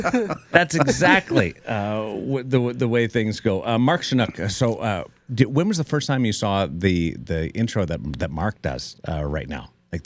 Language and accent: English; Toronto, Ontario, Canada; moved away; I moved from Canada, small town Canada, Toronto. Mm-hmm. And we have an inferiority complex. We think American media is bigger, better, and flashier.